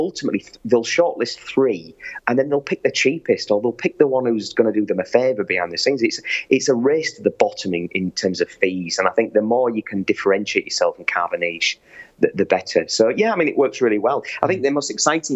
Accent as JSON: {"language": "English", "town": "York", "region": "Yorkshire and the Humber", "country": "United Kingdom", "tie": "born or raised there", "moved": "yes", "said": "I was an elected councillor in my hometown of York."}